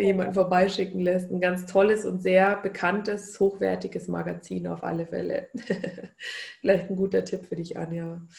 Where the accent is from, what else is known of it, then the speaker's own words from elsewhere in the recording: Bavaria, Germany; bei uns in Bayern